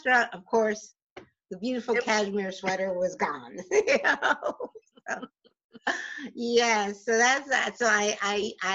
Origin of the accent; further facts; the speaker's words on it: New Jersey, United States; I'm born and raised in Jersey